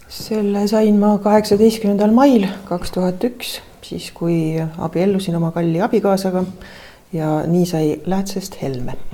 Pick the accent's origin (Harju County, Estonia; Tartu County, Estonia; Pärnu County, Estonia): Tartu County, Estonia; Tartu; mina sündisin eh, Tartus